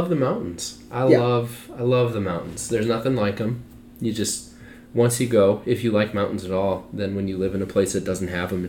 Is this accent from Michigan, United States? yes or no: yes; Michigan, United States; moved away as an adult; also born or lived in Haines, Alaska / Minnesota; Growing up in Michigan and being in school in Minnesota.